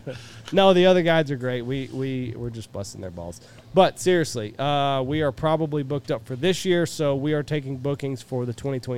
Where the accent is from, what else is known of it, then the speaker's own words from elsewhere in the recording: Ohio, United States; I'm from Ohio.